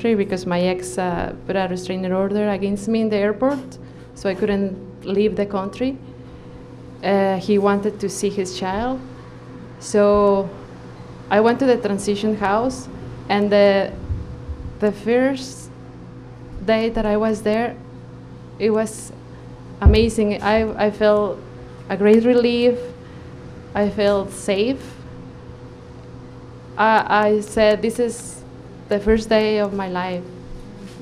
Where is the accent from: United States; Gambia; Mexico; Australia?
Mexico; moved away as an adult; now in Canada; I am a physician from Mexico